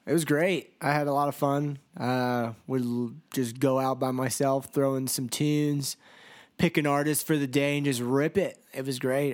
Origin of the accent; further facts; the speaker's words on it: United States; I was from the United States